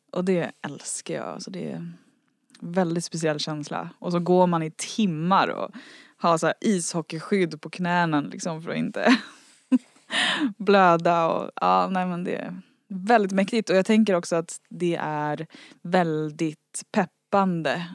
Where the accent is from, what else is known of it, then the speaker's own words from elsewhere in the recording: Värmdö, Stockholm County, Sweden; ute långt ut på Värmdö där jag växte upp